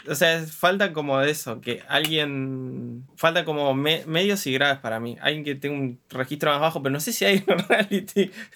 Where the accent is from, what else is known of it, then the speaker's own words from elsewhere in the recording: Argentina; soy argentino